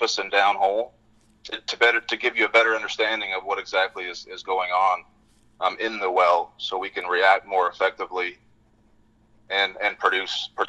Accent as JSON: {"language": "English", "region": "British Columbia", "country": "Canada", "tie": "born or raised there", "also_born_or_lived": "Gabon", "moved": "as an adult", "lives_now": "Fort Worth, United States", "said": "I grew up in British Columbia, a small town north of Vancouver, about 3 hours."}